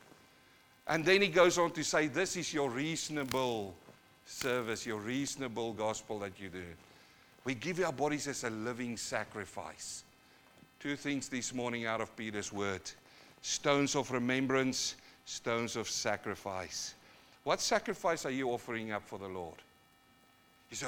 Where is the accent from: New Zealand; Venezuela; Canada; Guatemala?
New Zealand; also born or lived in South Africa; now in Australia; I come from New Zealand, and I've got a few Maori bros there